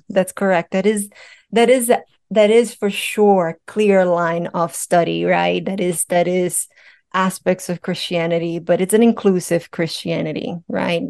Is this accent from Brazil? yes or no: yes; Brazil; moved away; I'm Brazilian, I'm from Brazil